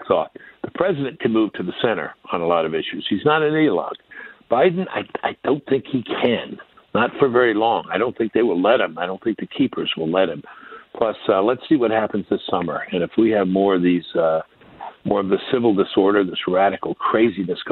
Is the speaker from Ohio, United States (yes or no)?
no; New York City, New York, United States; I'm from Brooklyn